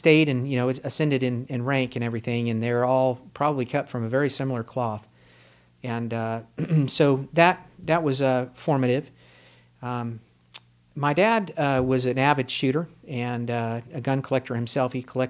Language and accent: English; Fort Walton Beach, Florida, United States; also born or lived in New Hampshire; I grew up in Fort Walton Beach, Destin, Florida